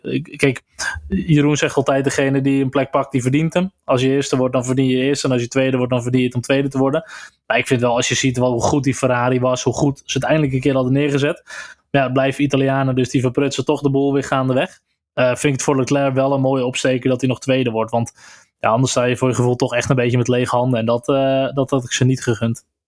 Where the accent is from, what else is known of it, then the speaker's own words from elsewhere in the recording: Netherlands; als Nederlander